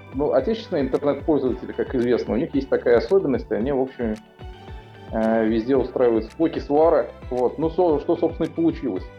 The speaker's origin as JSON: {"language": "Russian", "region": "Samara Oblast", "country": "Russia", "tie": "born or raised there", "moved": "as an adult", "lives_now": "Haifa, Israel", "said": "мне как уроженцу Самарской области"}